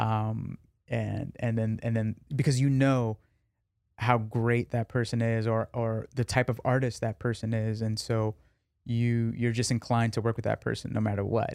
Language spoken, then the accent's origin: English; New York, United States; I grew up in New York.